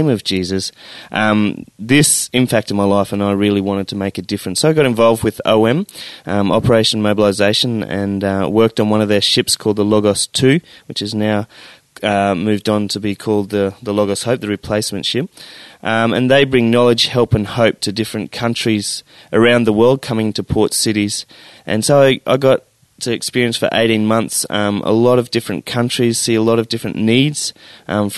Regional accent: Stanthorpe, Queensland, Australia; my first job outside of university was back into my hometown of Stanthorpe

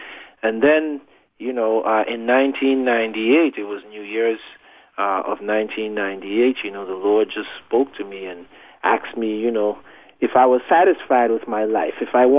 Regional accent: U.S. Virgin Islands; I grew up in the Virgin Islands. That's in the Caribbean, over in the Atlantic Ocean.

